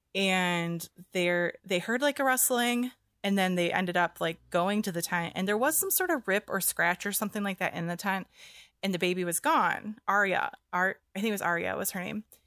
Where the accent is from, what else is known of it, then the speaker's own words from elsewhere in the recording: near Detroit, Michigan, United States; moved away; I grew up near Detroit